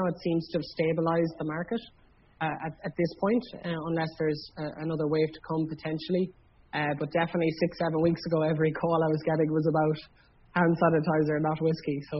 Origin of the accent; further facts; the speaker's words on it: Ireland; I am aware as Irish people